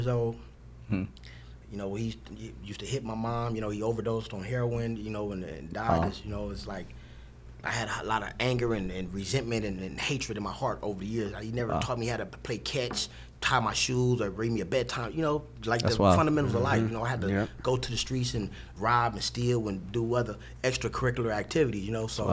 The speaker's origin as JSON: {"language": "English", "town": "Los Angeles", "region": "California", "country": "United States", "tie": "born or raised there", "said": "South Central Los Angeles on the east side, called the Low Bottoms in the 40s."}